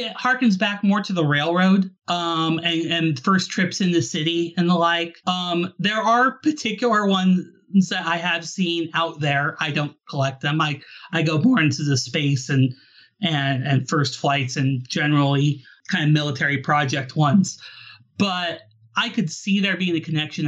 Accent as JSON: {"language": "English", "region": "Alaska", "country": "United States", "said": "I'm originally from Alaska"}